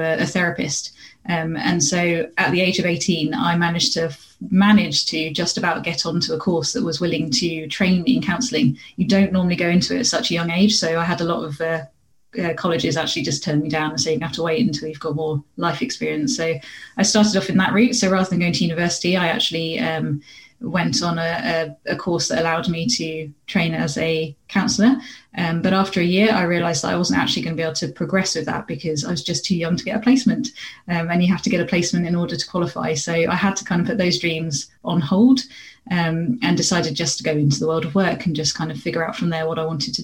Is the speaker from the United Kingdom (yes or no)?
yes; Kent, South East England, United Kingdom; I was born and raised in Kent, which is in the southeast of England.